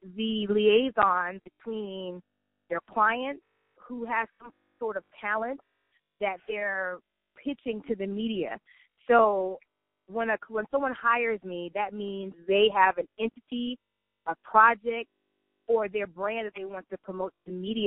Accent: Barnwell, South Carolina, United States; growing up in Barnwell, it shaped my foundation as for me as a person

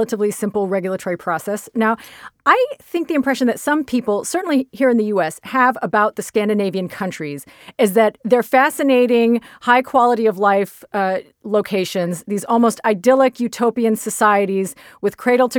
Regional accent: United States; I'm an American, as I am

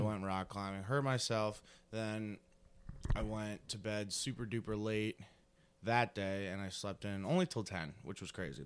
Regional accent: rural New Jersey, United States; Rural New Jersey really didn't live around the city at all.

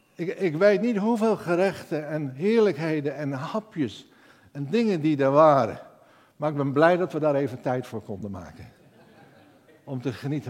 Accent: Netherlands; ik ben een Hollander

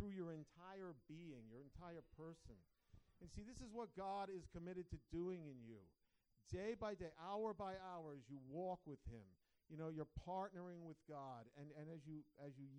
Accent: Long Island, New York, United States; moved away; raised on Long Island, New York

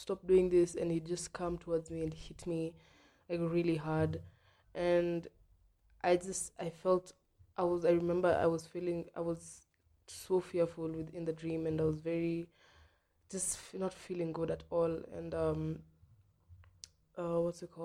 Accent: Nairobi, Kenya; I was born in Ngong Road, near Ngong Road, like not in Ngong Road, but then like a place called Santa Cruz State.

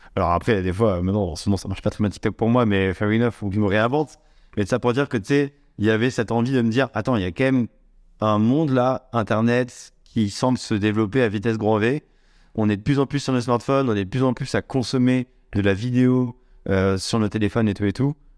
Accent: Saint-Étienne, Auvergne-Rhône-Alpes, France; j'ai grandi vers Saint-Étienne

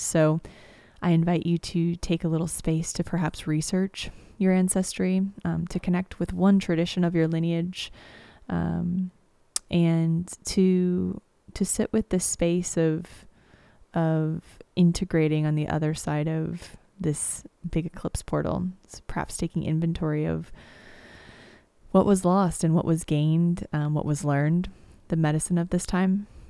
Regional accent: United States; I come from Missouri and Kansas

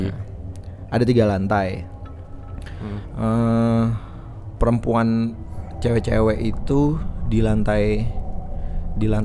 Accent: Jakarta, Indonesia; now in Bali, Indonesia; gue asli Jakarta tapi gue lagi tinggal di Bali

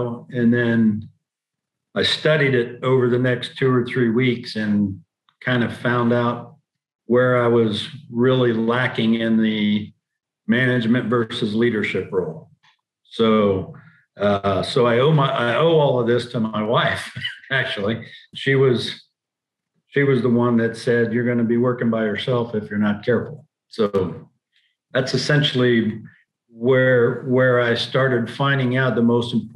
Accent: Oklahoma, United States; also born or lived in Columbus, Ohio / Bartlesville, Oklahoma; I was born in Columbus, Ohio, grew up in Oklahoma

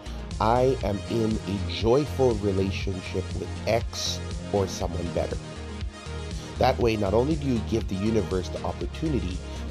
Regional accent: United States; now in Philippines; my home country is a nice place, but America is no place to struggle

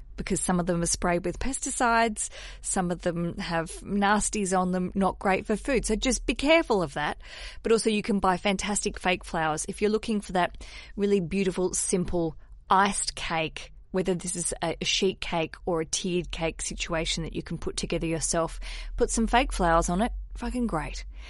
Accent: Hobart, Tasmania, Australia; I grew up in Tasmania. I grew up in Hobart in Australia

